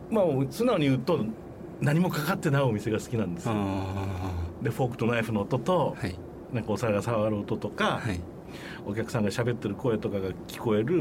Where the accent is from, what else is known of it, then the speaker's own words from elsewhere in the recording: Fukui, Japan; moved away as an adult; also born or lived in Osaka; 福井県出身です